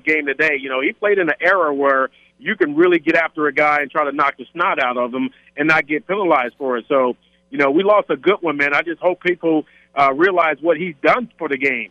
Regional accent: California, United States; being in San Diego, growing up in California

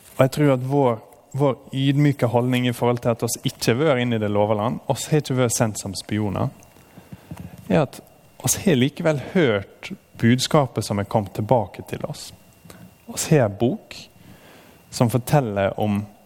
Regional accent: Norway; som nordmenn

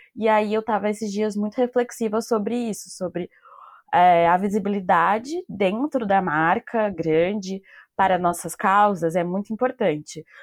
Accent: São Paulo, Brazil; eu sou de São Paulo

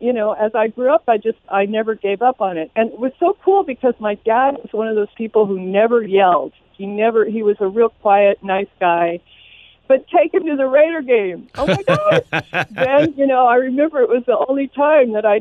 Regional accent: Oakland, California, United States; also born or lived in East Bay; I was born in Oakland

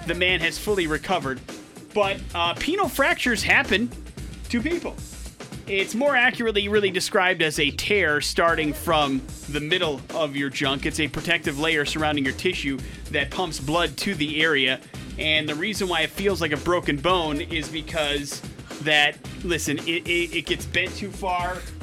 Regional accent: Wisconsin, United States; moved away; grew up in the state of Wisconsin

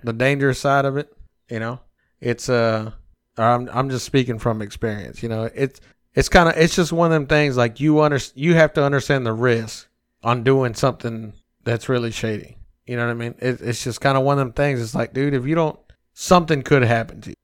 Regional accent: United States; We, as the American people

